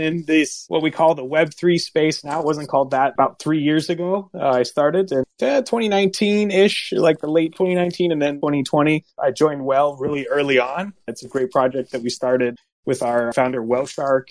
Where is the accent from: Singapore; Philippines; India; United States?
United States; California; moved away as an adult; now in East Coast, United States; I'm a California native that had moved out to the East Coast. And I've been here for about 20 years, East Coast. And I grew up in California about 20 years